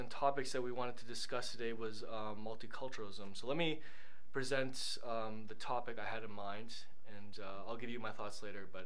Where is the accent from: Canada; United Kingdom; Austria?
Canada; And growing up in Canada, we've been taught that multiculturalism is more superior in general than